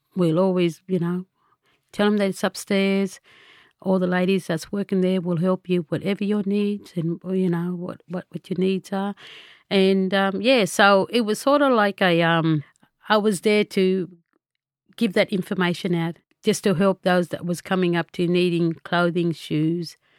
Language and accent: English; Tabulam, New South Wales, Australia; also born or lived in Lismore, New South Wales / Gundurimba, New South Wales; I'm originally from Tabulum. where I grown up as a small child, but moved to Lismore at the age of ten with my grandmother. And Lismore's been my home.